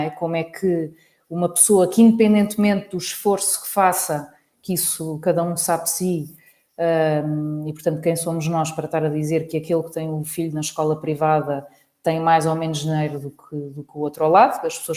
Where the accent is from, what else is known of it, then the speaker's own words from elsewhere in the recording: Lisbon, Portugal; que realmente nós todos, enquanto lisboetas, olhamos mais atentivo, com mais cuidado para os espaços verdes